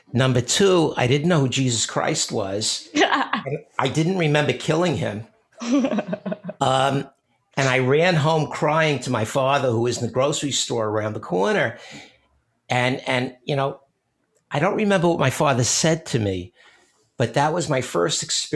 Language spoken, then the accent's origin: English; New York City, New York, United States; I must have been 5 or 6 years old. Growing up in Brooklyn